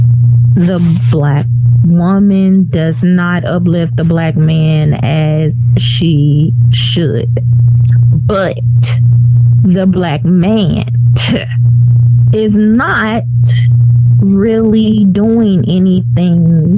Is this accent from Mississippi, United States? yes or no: yes; Mississippi, United States; I'm from Mississippi